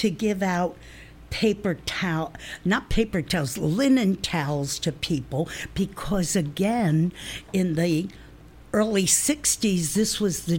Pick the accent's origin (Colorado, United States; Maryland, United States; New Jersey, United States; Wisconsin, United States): New Jersey, United States; I spoke like I came from New Jersey, which I did